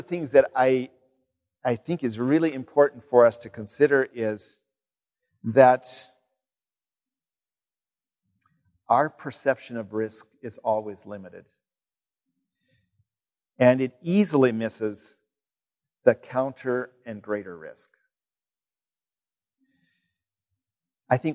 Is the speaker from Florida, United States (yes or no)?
no; Kansas, United States; moved away; my home state of Kansas